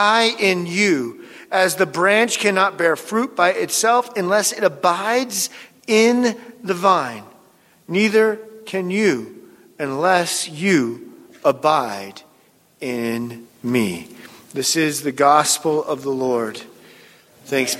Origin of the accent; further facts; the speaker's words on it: near Seattle, Washington, United States; the town near where I grew up in Seattle, Washington